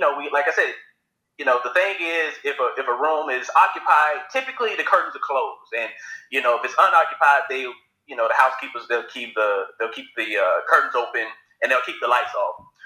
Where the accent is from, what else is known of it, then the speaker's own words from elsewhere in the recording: Alabama, United States; now in San Francisco, United States; I'm from Alabama